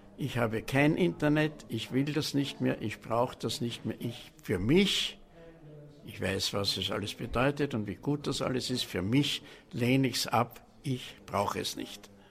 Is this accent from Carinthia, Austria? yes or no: no; Vienna, Austria; born or raised there